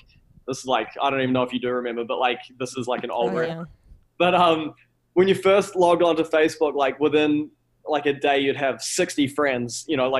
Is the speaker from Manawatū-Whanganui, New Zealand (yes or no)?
no; Auckland, New Zealand; moved away as an adult; also born or lived in Miami; now in New York, United States; I came from Auckland, which is a city of 1.5 million people.